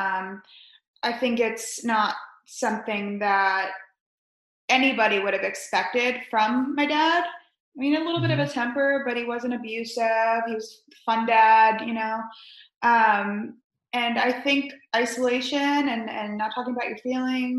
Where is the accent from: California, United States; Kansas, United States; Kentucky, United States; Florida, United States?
Florida, United States; Spring Hill; also born or lived in New York / Chicago; now in Tampa, United States; we moved to Spring Hill, Florida, which not many people have heard